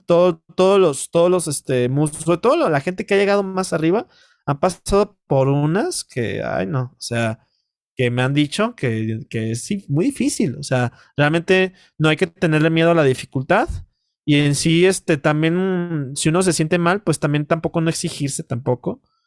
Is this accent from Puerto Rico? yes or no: no; Mexico; como mexicano